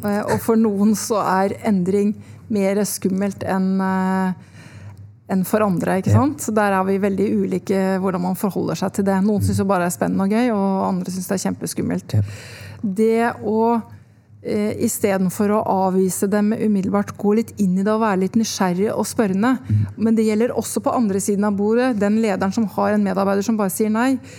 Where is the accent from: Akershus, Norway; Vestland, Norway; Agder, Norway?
Akershus, Norway; Son; Jeg vokste opp i Son utafor Oslo